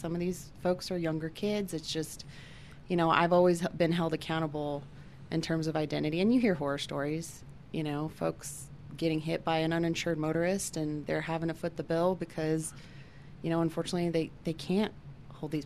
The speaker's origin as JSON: {"language": "English", "region": "Colorado", "country": "United States", "tie": "born or raised there", "said": "born and raised in Colorado"}